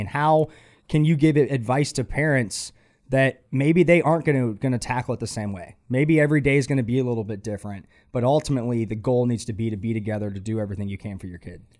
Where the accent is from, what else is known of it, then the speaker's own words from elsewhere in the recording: Atlanta, Georgia, United States; moved away as an adult; now in Charlotte, United States; I grew up in Atlanta, and I felt like a number in Atlanta